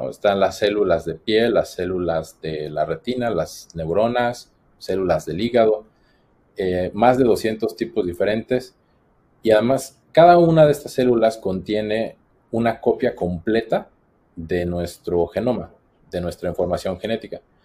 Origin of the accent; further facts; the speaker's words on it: Morelia, Michoacán, Mexico; moved away as an adult; also born or lived in Queensland, Australia / Boston, United States; now in Australia; Soy mexicano de Morelia, Michoacán